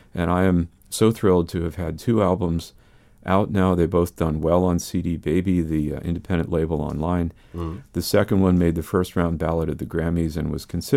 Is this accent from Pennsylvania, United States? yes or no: yes; Pennsylvania, United States; moved away; I'm from Pennsylvania originally